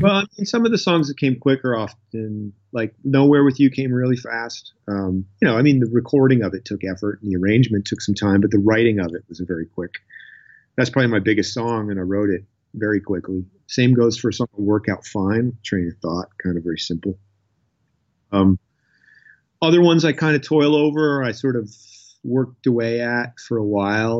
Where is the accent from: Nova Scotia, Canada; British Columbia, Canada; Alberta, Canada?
Nova Scotia, Canada; Lunenburg; also born or lived in Halifax, Nova Scotia; I grew up down in Lunenburg, Nova Scotia. Uh, I've lived in Nova Scotia my whole life. Um, and I was there till I was 12, pretty much from the age four to 12. And then we moved to Halifax